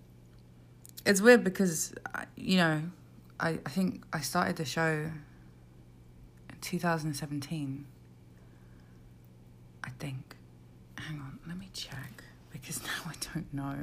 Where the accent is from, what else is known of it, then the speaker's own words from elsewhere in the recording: South of England, United Kingdom; I'm from the South.